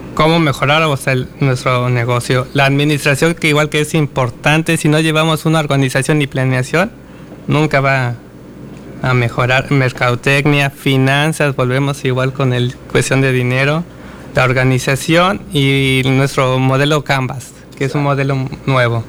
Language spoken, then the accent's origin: Spanish; Mexico; Como mexicanos.